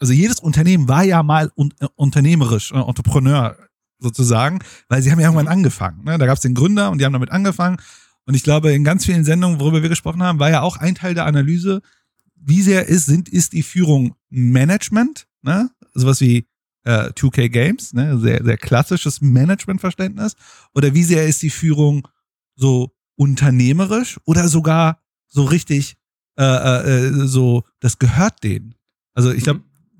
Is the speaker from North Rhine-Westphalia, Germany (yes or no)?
yes; Bochum, North Rhine-Westphalia, Germany; Ich komme aus Bochum und äh, aus dem Pott sozusagen